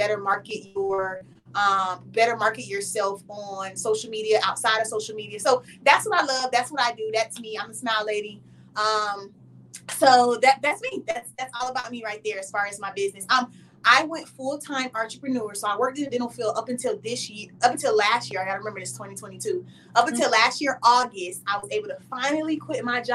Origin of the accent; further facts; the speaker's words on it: Fort Lauderdale, Florida, United States; moved away as an adult; now in Dallas, United States; Born and raised in Fort Lauderdale, Florida, which is like South Florida, Miami area. I moved to Dallas in 2019